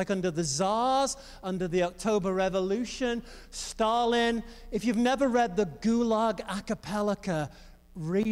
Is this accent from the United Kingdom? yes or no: yes; England, United Kingdom; I grew up in the Assemblies of God in England